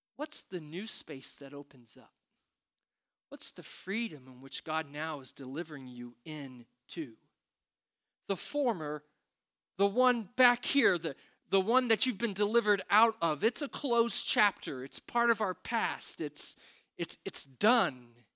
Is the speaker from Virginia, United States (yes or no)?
no; Princeton, Indiana, United States; moved away; when I was growing up in Princeton, Indiana